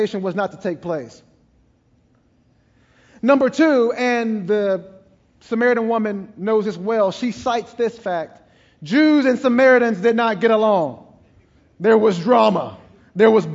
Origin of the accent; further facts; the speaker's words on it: East Texas, United States; I'm from East Texas